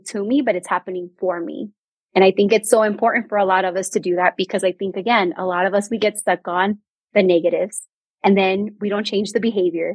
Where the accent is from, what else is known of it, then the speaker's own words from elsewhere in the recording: Bay Area, California, United States; moved away as an adult; now in New Mexico, United States; I am a Bay Area native